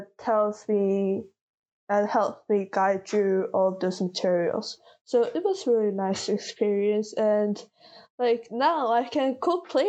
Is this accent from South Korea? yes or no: yes; South Korea; first language Korean; English is a second language; moved away; English is not my first language. I read better, I understand better, I speak better in Korean. Mm-hmm. Just because I spent way more time in Korea